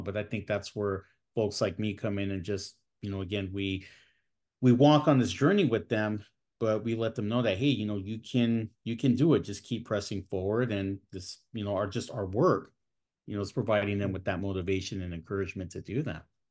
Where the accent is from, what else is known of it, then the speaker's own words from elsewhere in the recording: San Bernardino, California, United States; also born or lived in Fresno, California; I was born and raised in the Inland Empire, uh, here in Southern California. I was born in, uh, San Bernardino